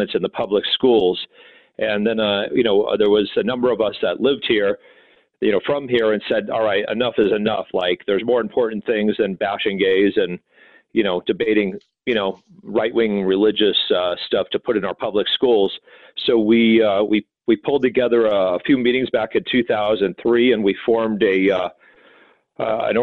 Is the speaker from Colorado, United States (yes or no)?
yes; Denver, Colorado, United States; also born or lived in Boulder, Colorado; I'm a native. I'm one of the few natives. I was born in Denver.